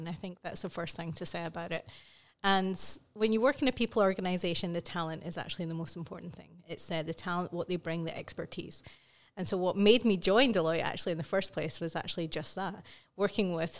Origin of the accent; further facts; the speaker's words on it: Scotland, United Kingdom; I am not Welsh, I am Scottish